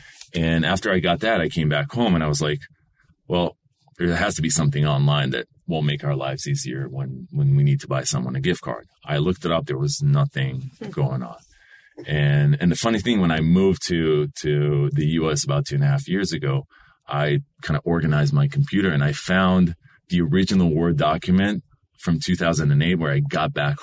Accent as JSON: {"language": "English", "town": "Yesod HaMa'ala", "region": "Northern District", "country": "Israel", "tie": "born or raised there", "second_language": "English", "moved": "as an adult", "lives_now": "San Francisco, United States", "said": "I grew up north in the Upper Galilee, Yesod HaMa'ala"}